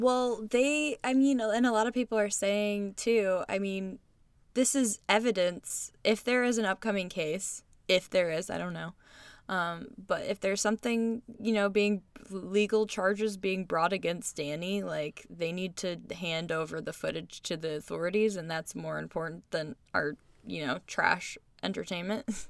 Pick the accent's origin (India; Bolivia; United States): United States; as American citizens